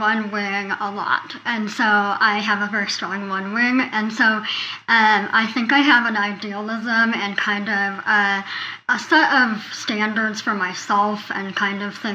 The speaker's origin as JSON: {"language": "English", "region": "Northern Colorado", "country": "United States", "said": "I hail from Colorado, Northern Colorado. I'm currently in Fort Collins."}